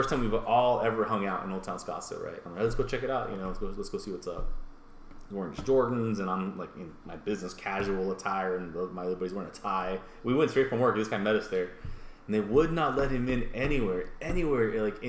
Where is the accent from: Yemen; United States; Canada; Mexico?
Mexico; I'm Mexican.